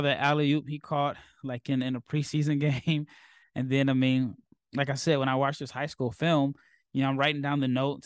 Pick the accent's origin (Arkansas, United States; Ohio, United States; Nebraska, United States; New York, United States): Nebraska, United States; moved away; I traveled to Nebraska to spend time with my family. It was great because I have a four month old son, and it was his first time being in my hometown